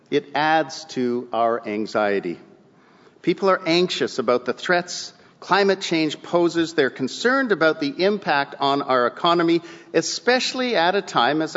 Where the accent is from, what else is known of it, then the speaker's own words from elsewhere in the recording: Southern Ontario, Canada; I would come home to Southern Ontario